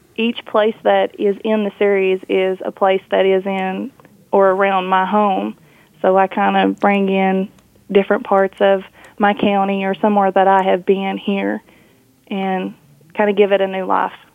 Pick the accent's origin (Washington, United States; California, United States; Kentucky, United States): Kentucky, United States; I grew up in Kentucky, so I know I know Kentucky